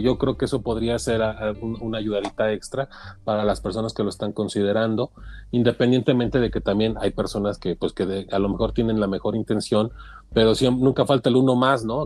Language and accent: Spanish; Mexico; soy mexicano, este, orgullosamente mexicano